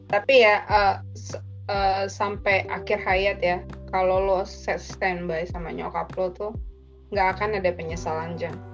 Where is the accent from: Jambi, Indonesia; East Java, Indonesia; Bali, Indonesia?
East Java, Indonesia; bu lu Jawa di mana sih bu gue kan Jawa Timur lu kan Jawa Tengah